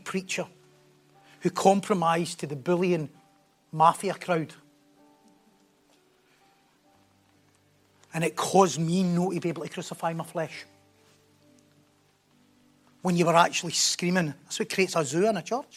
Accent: North Lanarkshire, Scotland, United Kingdom; accent: North Lanarkshire; my North Lanarkshire accent

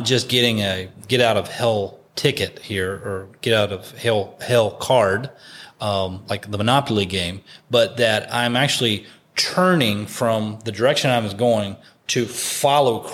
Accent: West Virginia, United States; I'm from West Virginia, not my home church, but in West Virginia

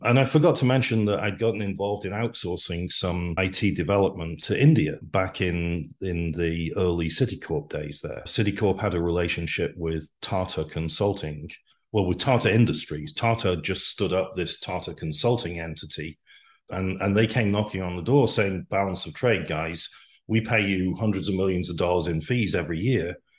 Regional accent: Wales, United Kingdom; moved away as an adult; also born or lived in Manchester / London; now in United States; I grew up in Wales

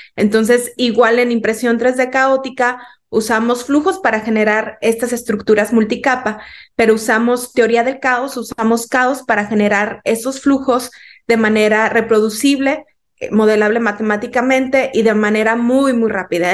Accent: Mexico; como mexicanos

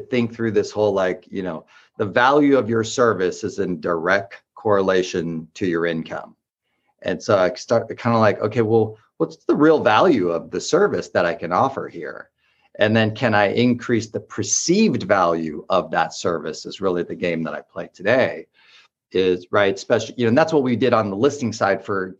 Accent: Orange County, California, United States; also born or lived in Los Angeles / Bay Area; now in San Diego, United States; I'm from Orange County and spent a lot of time in LA, and I spent a lot of time in the Bay Area

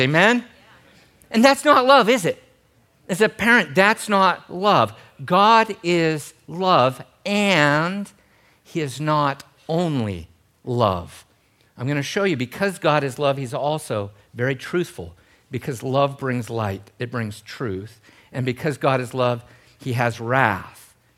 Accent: Gold Beach, Oregon, United States; I grew up in Gold Beach, Oregon.

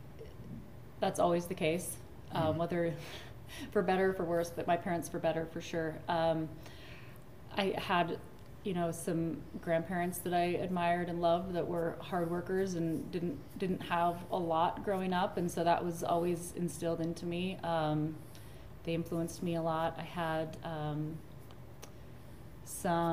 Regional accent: Layton, Utah, United States; also born or lived in Logan, Utah; I'm from Utah. I grew up in Davis County area, Layton, Utah

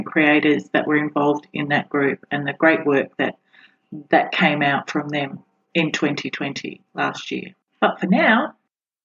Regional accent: Australia; I am an Australian author

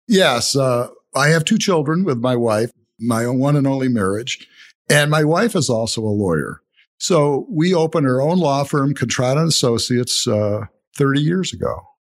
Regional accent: Toledo, Ohio, United States; I grew up in Toledo, went to Rogers High School

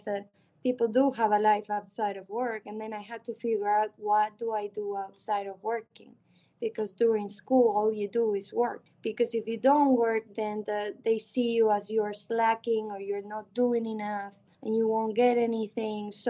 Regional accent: Argentina; moved away; I grew up in Argentina

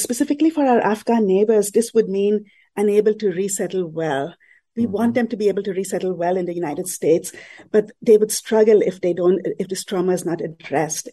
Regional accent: Mumbai, Maharashtra, India; I grew up in Mumbai in a Catholic mm-hmm. family in a predominantly Muslim neighborhood

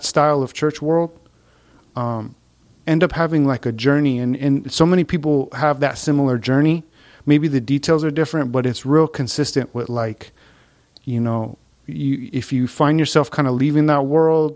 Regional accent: Santa Fe, New Mexico, United States; moved away as an adult; also born or lived in Hawaii / Bay Area, California; I was raised in New Mexico. I grew up in Santa Fe, New Mexico.

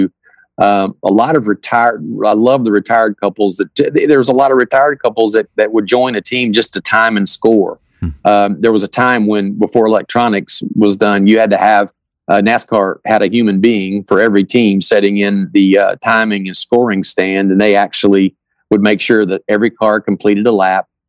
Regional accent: Kentucky, United States; as a young man growing up in Kentucky

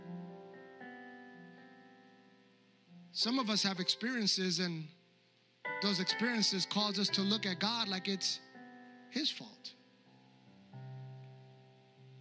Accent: New York, United States; the church that I grew up in New York

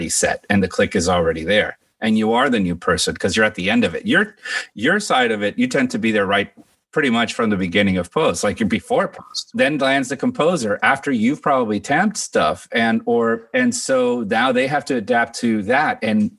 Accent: United States; I mean, I was born in Washington, D.C. My dad is from Cuba. My mom's from Guatemala. They met there. And I was like the third child they had. And then they moved to Miami when I was three.

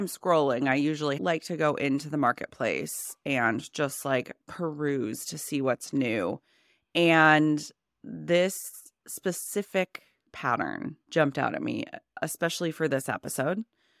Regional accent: Phoenix, Arizona, United States; now in Seattle, United States; I was vegan because I grew up in Phoenix where, I don't know, like I was vegetarian before I moved to Seattle

